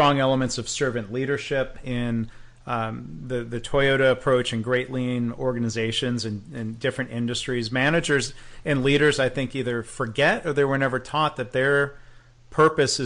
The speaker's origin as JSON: {"language": "English", "region": "Michigan", "country": "United States", "tie": "born or raised there", "said": "Another great Michigan company. I'm being proud about my home state there."}